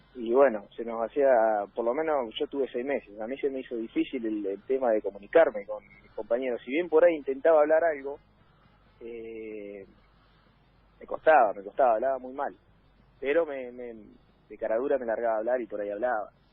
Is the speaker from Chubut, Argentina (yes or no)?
yes; Trelew, Chubut, Argentina; moved away; yo soy de tres de Chubut. Le digo pueblo porque cuando iba a mi ciudad